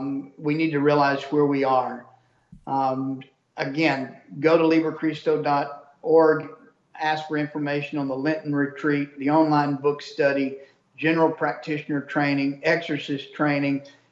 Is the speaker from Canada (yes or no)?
yes; Canada; Well, I want to tell you, Jesse, I'm a Canadian trucker.